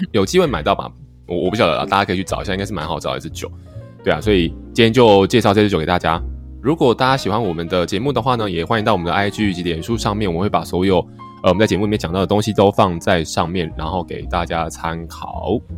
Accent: Taiwan; 我们台湾人很习惯的这种米的这样子的概念在里面

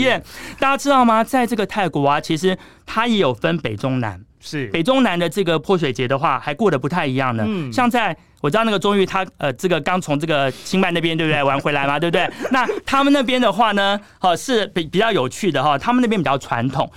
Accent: Taiwan

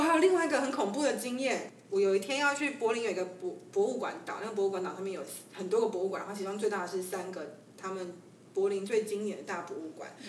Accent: Taiwan; 我是台湾人

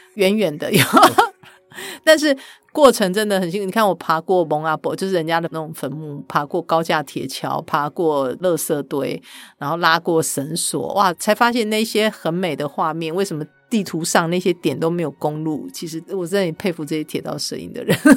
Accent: Kaohsiung, Taiwan; 我是高雄的小孩

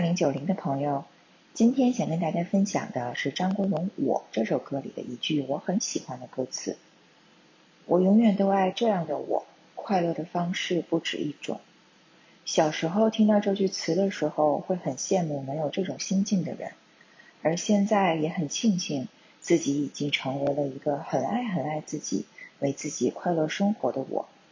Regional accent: southern China, China; 我是南方人嘛

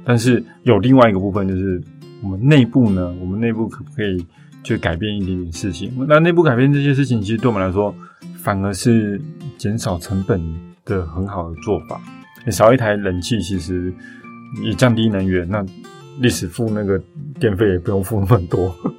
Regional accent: Taichung, Taiwan; moved away; also born or lived in Shanghai; 我是台中人，但是台北人

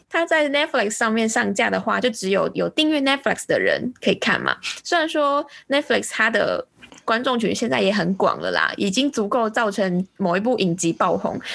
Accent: Taiwan; 那我是台湾人

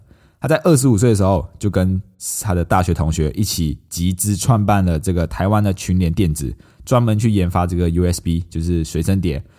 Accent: Malaysia; moved away as an adult; now in Taiwan; 我们马来西亚人要来到台湾办这些东西

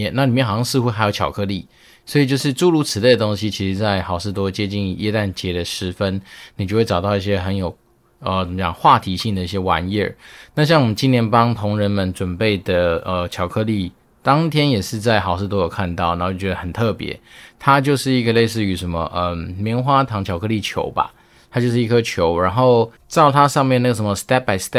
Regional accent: Taiwan; 其实有时候老美他们在吃很多东西的时候，确实是跟我们台湾人蛮不一样的

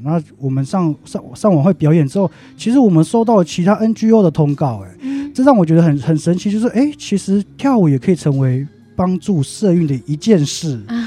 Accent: Taipei, Taiwan; also born or lived in Taitung indigenous village; 因为我小时候幼稚园时段就已经离开部落，来台北生活这样

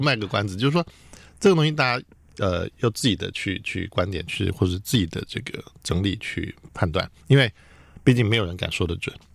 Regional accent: Taiwan; 我是台湾人嘛

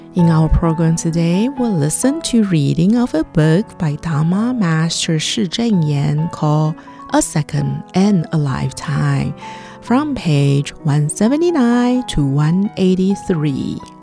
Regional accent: Ladysmith, KwaZulu-Natal, South Africa; I am from South Africa, Ladysmith

